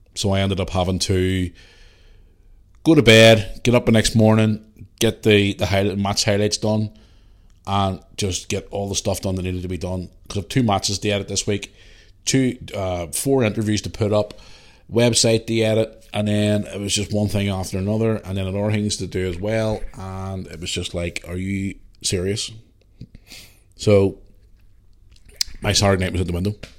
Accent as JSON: {"language": "English", "town": "Belfast", "region": "Northern Ireland", "country": "United Kingdom", "said": "I'm from Belfast."}